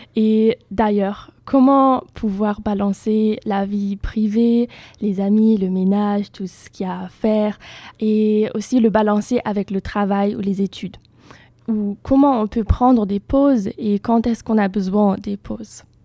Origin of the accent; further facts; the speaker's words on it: Germany; French is a second language; moved away as an adult; now in Bordeaux, France; je viens d'Allemagne